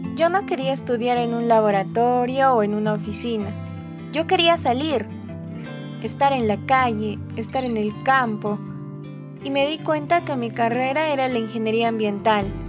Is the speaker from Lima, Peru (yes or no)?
no; Arequipa, Peru; aquí en Arequipa, la ciudad blanca que es mi tierra